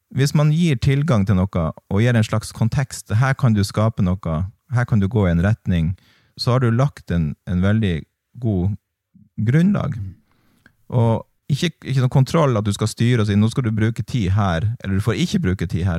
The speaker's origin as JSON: {"language": "Norwegian", "town": "Tromsø", "region": "Troms", "country": "Norway", "tie": "born or raised there", "also_born_or_lived": "England", "said": "jeg er oppvokst i Tromsdalen"}